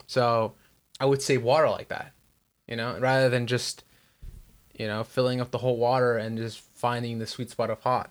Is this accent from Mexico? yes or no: yes; Michoacán, Mexico; first language Spanish; English is a second language; now in United States; I'm from Michoacan